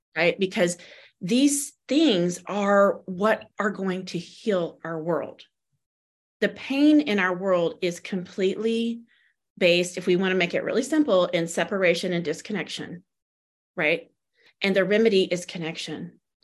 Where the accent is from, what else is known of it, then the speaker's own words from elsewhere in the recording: the South, United States; moved away; also born or lived in California; we were raised in the South in a Christian faith